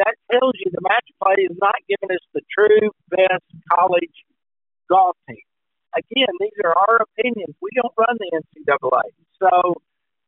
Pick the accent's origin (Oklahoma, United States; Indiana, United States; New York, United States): Oklahoma, United States; we're from Oklahoma